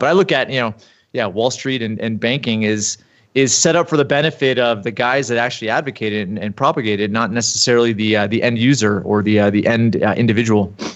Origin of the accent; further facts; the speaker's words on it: East Coast, United States; moved away as an adult; now in Utah, United States; I grew up on the East Coast and played hockey in college for a few years